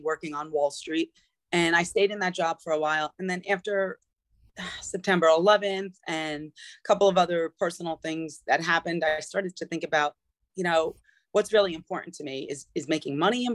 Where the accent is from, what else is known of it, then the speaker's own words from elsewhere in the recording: New Rochelle, New York, United States; moved away as an adult; also born or lived in Connecticut; I grew up in New Rochelle in New York